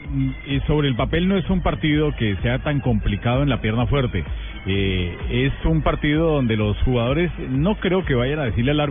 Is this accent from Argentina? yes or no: yes; Argentina; yo soy argentino